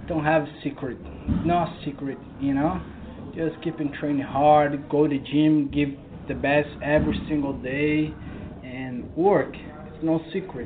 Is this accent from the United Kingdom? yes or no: no; Brazil; moved away; I'm from Brazil